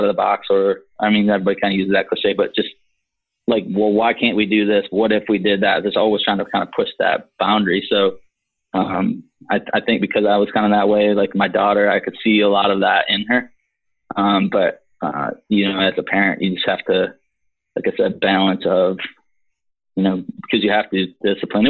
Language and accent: English; Michigan, United States; moved away; we were growing up in Michigan